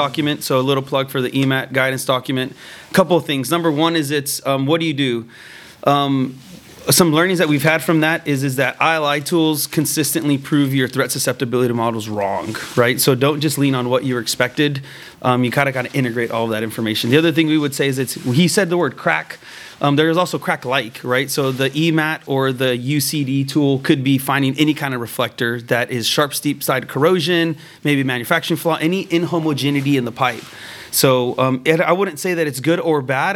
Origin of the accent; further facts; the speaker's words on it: Texas, United States; I was born and raised in Texas